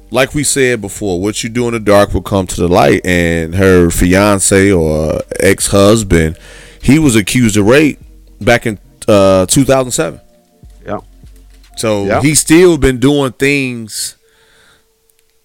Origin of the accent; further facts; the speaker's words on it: Gary, Indiana, United States; growing up in Gary, Indiana